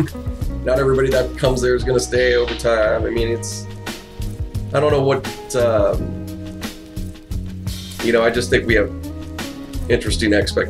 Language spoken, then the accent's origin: English; Pittsburgh, Pennsylvania, United States; moved away; I grew up in Pittsburgh. I wasn't from there, you know, I wasn't born there, but I was there